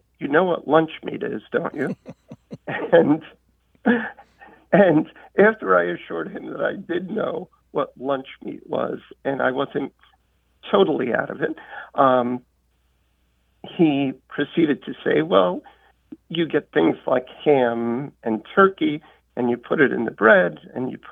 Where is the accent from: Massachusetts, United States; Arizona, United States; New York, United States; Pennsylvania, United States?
New York, United States; New York City; now in Irvington, United States; I grew up in Queens, in Astoria